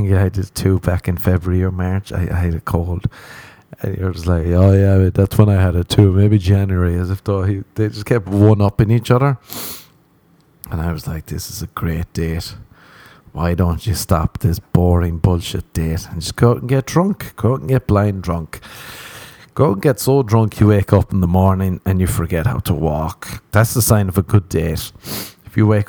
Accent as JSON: {"language": "English", "country": "Ireland", "moved": "yes", "lives_now": "Los Angeles, United States"}